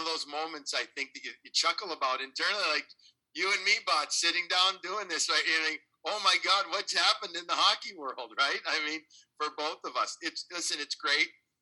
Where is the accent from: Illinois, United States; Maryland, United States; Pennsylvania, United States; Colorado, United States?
Illinois, United States; Chicago; moved away as an adult; also born or lived in Long Island, New York; Grew up in Chicago, born and bred in Chicago